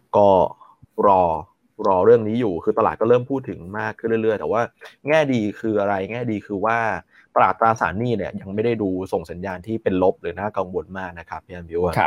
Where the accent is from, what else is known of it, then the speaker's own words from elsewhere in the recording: Thailand; accent: Thai mixed with Chinese; ผมสำเนียงคนไทยนะฮะ ผมสำเนียงคนไทยอะคนไทยผสม ผสมจีน